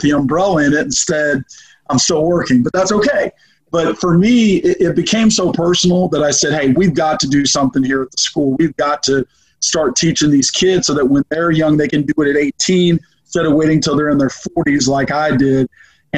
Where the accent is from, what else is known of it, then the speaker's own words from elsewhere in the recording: Arizona, United States; now in Memphis, United States; I'm from Arizona originally